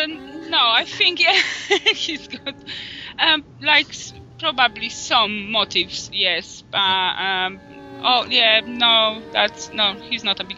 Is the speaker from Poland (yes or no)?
yes; Poland; now in United Kingdom; I'm from Poland. I live in UK, but originally from Poland. So my obnoxious accent